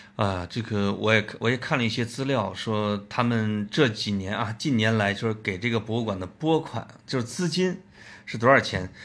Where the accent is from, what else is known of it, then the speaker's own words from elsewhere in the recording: Puyang, Henan, China; moved away; 我老家濮阳